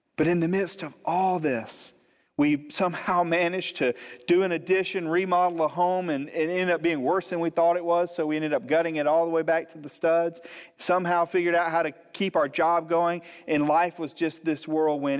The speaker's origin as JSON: {"language": "English", "town": "Montgomery", "region": "Alabama", "country": "United States", "tie": "born or raised there", "moved": "as an adult", "lives_now": "Gulf Breeze, United States", "said": "I was born and raised in Montgomery, Alabama, but we moved here almost eight years ago"}